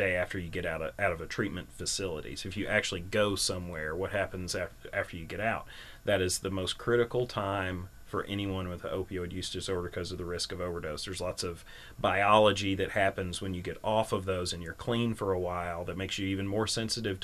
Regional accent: Berea, Kentucky, United States; I grew up in Berea

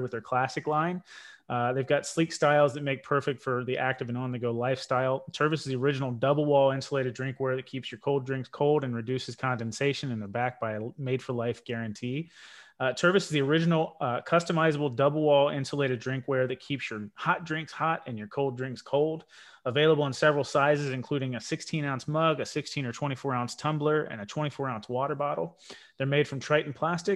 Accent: United States; I'm American

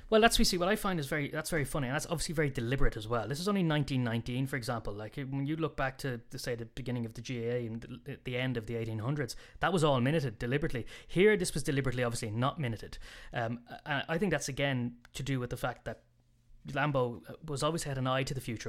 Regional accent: Ireland; being Irish

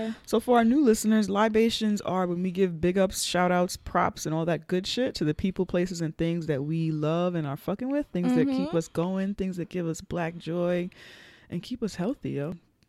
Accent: New York City, New York, United States; He would have a West Indian-ass name like Headley and be from where I'm from in the Bronx.

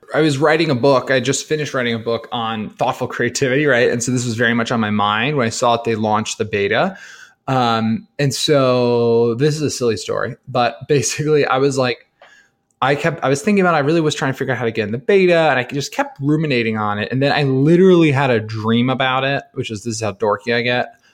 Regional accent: New Jersey, United States; I'm a kid from New Jersey

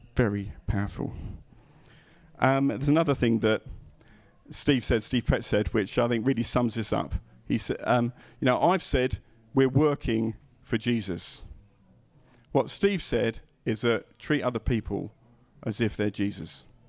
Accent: England, United Kingdom; being English

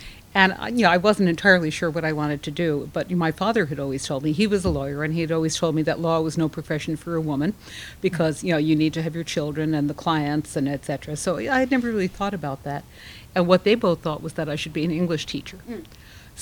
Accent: Long Island, New York, United States; also born or lived in Brooklyn, New York; I was actually born in Brooklyn, where I now live, and then I grew up on Long Island

